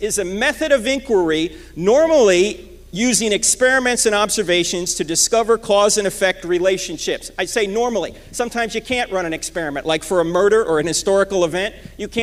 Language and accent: English; New Jersey, United States; moved away; I'm originally from New Jersey